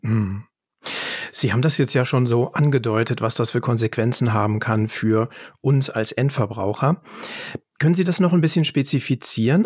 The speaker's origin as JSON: {"language": "German", "country": "Germany", "said": "bei uns in Deutschland"}